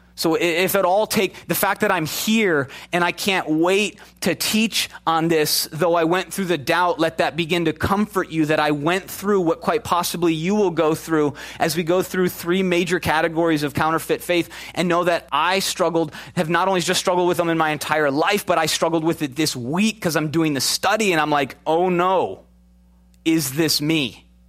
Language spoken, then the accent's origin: English; Chicago, Illinois, United States; moved away; also born or lived in Minnesota; Grew up in Chicago